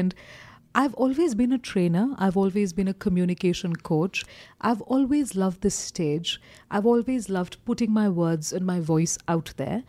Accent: Kolkata, West Bengal, India; moved away as an adult; now in Kathmandu, Nepal; I grew up in Calcutta

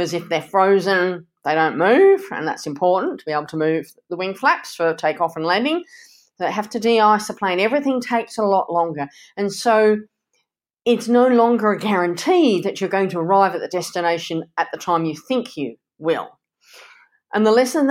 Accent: Canada; growing up in Canada.

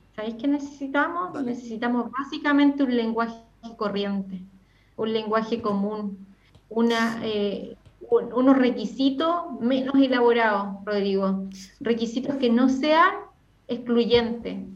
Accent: Freire, Araucanía, Chile; moved away; Yo soy ¿Ah? de Freire, soy de Freire, de una comunidad rural que ¿Ah? se llama Lolén, verdad. De allá, ah, de allá soy

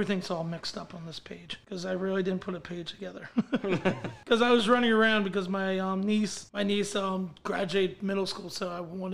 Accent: Chichester, Pennsylvania, United States; now in Delaware, United States; my sister still lives in my hometown, Chichester, Pennsylvania.

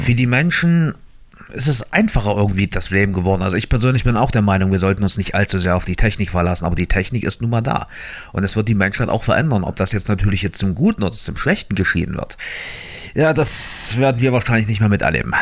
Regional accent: Germany; bei uns in Deutschland

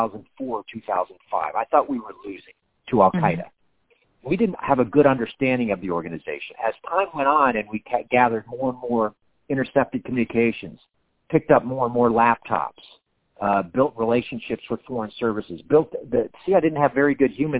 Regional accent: Miami, Florida, United States; moved away; My hometown

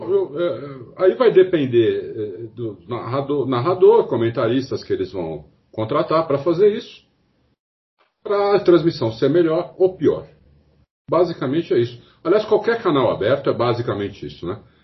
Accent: Brazil; eu sou brasileiro, eu não sou inglês.

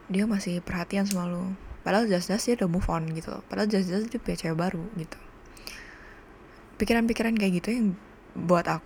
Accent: Cirebon, West Java, Indonesia; now in Bali, Indonesia; karena aku tinggal di Bali dan aku bukan orang sini aku orang Cirebon jadi familyku tuh di Cirebon semua

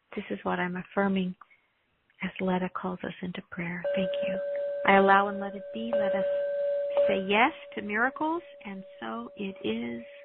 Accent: United States; I'm an American

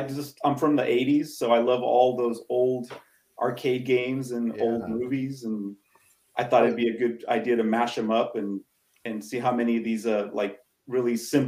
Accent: California, United States; I'm from California.

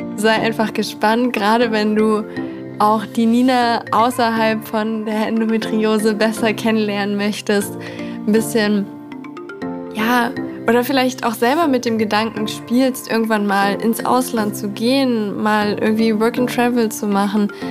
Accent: Berlin, Germany; wohne in Berlin. Ich komme auch aus Berlin.

